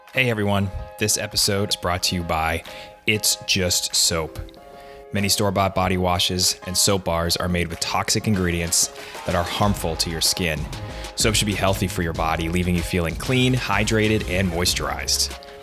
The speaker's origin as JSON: {"language": "English", "region": "Northeast", "country": "United States", "said": "I'm from the Northeast"}